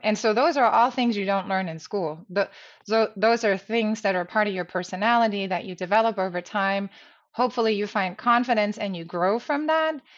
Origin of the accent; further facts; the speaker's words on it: Germany; moved away; I grew up in Germany